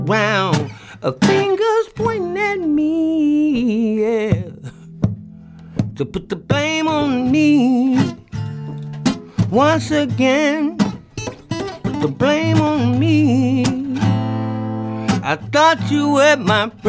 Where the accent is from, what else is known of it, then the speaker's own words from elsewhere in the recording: University City, Missouri, United States; moved away as an adult; also born or lived in Arkansas; now in Clarksdale, United States; Where I grew up at, it was like a suburb of St. Louis called University City.